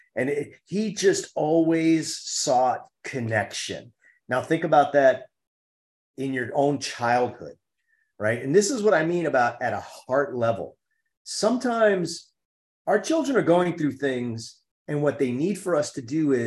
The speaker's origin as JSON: {"language": "English", "town": "New York City", "region": "New York", "country": "United States", "tie": "born or raised there", "said": "I'm a city kid. I grew up in Harlem"}